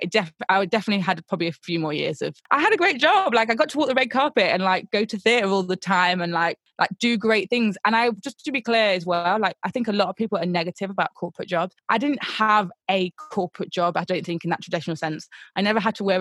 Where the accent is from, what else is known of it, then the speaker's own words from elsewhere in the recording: Nottingham, East Midlands, United Kingdom; now in London, United Kingdom; I'm not from London originally, I'm originally from Nottingham.